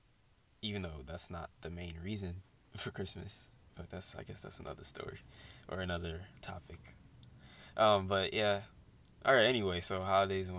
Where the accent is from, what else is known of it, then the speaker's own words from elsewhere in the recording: Buffalo, New York, United States; I was born in Buffalo